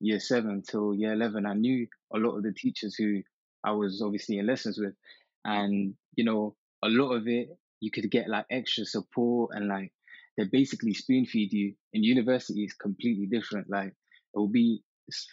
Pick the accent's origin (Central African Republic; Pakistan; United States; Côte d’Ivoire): Pakistan; Lahore, Punjab; moved away; I'm from Pakistan, originally, Lahore, to be specific.